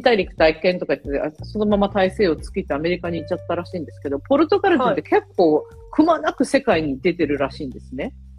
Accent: Yokohama, Kanagawa, Japan; now in Malta; 私、ほら、出身横浜 ですけど

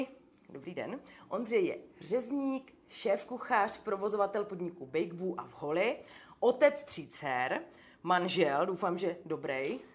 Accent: Moravia, Czechia; jsem z Moravy.

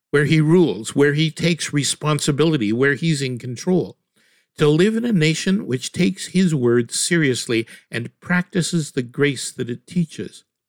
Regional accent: Canada

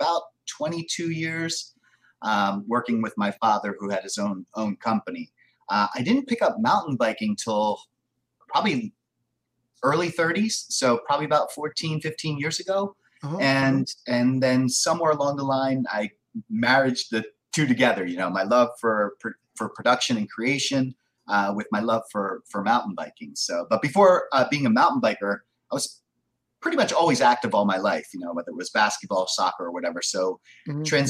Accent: Philadelphia, Pennsylvania, United States; Born and raised in the Philadelphia area. So right on the East Coast, if you're international, I'm on the East Coast in Pennsylvania and been here all my life

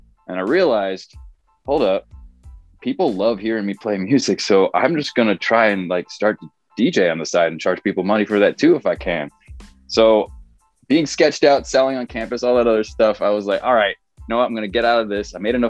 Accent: New York, United States; also born or lived in Pennsylvania / Connecticut / Chicago; now in Los Angeles, United States; I was born in Pennsylvania, grew up in New York and Connecticut, spent a long time in Chicago, and then moved out

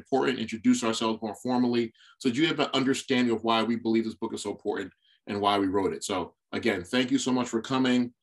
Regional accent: New York City, New York, United States; I'm from Brooklyn, New York

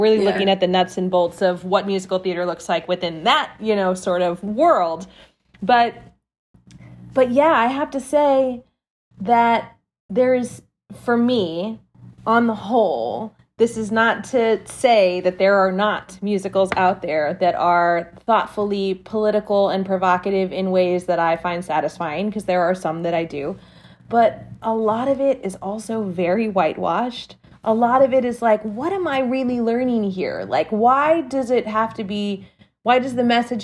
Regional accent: South Texas, United States; I was born and raised in South Texas, 20 minutes from the border

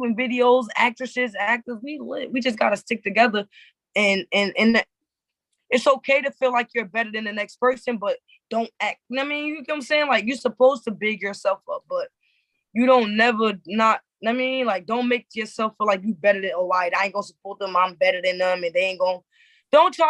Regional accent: New Jersey, United States; I'm from Jersey

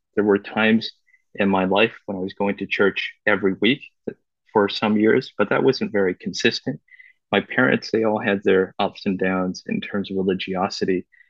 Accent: Vancouver, British Columbia, Canada; moved away; also born or lived in Beijing, China / China; I was born actually in Beijing. My parents immigrated to Vancouver when I was very young.

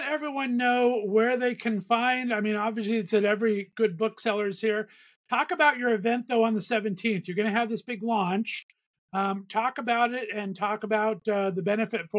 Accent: Southern California, United States; I grew up in Southern California

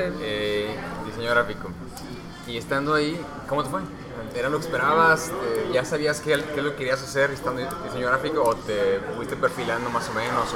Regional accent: Monterrey, Nuevo León, Mexico; also born or lived in Mexico City; yo vivía allá hasta los 7 años, aunque nací aquí en Monterrey y luego ya nos vinimos acá

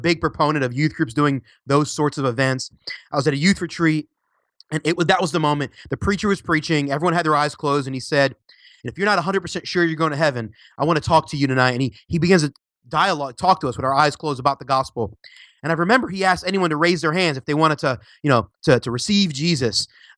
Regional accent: Philadelphia, Pennsylvania, United States; now in Orlando, United States; I live in Orlando, Florida, but I was originally from Philly, PA. Shout out to any Philly fans out there.

